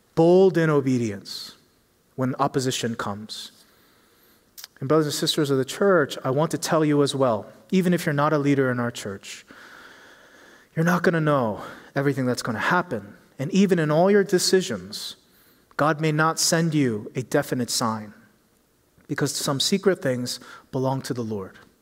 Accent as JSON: {"language": "English", "town": "Philadelphia", "region": "Pennsylvania", "country": "United States", "tie": "born or raised there", "moved": "yes", "said": "I grew up in Philly"}